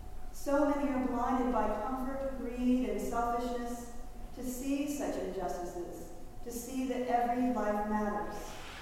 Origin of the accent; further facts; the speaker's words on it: the South, United States; accent: Southern; you probably just heard a little bit of my Southern accent come out there.